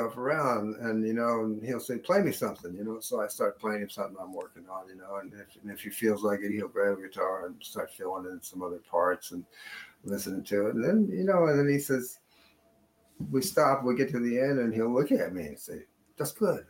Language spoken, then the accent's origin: English; New Orleans, Louisiana, United States; growing up in New Orleans